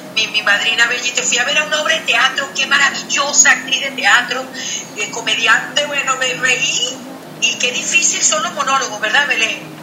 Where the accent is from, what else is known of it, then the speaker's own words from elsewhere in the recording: Venezuela; nosotros lo hemos heredado como venezolanos